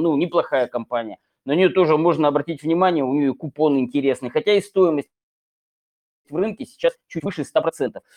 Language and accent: Russian; Chelyabinsk, Chelyabinsk Oblast, Russia; из моего родного города, Челябинска